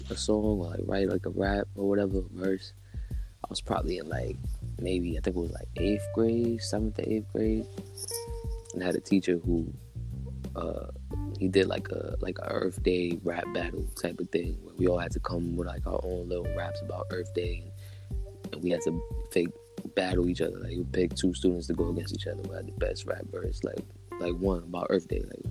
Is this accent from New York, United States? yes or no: yes; New York City, New York, United States; I'm out here from the Bronx, High Bridge, A Block